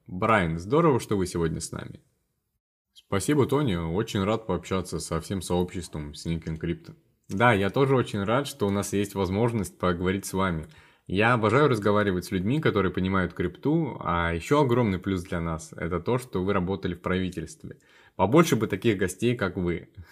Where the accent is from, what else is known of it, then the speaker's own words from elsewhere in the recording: Columbus, Ohio, United States; moved away as an adult; also born or lived in Wisconsin / North Carolina; now in Washington, D.C., United States; я из города Колумбус, а, штата Гая